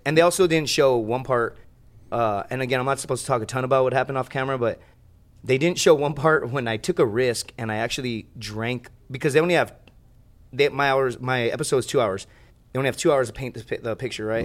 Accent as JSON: {"language": "English", "town": "Laredo", "region": "Texas", "country": "United States", "tie": "born or raised there", "said": "It's my hometown"}